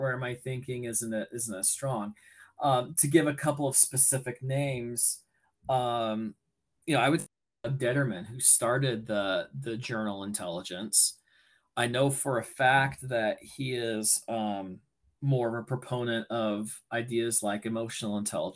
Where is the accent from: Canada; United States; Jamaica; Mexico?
United States; being American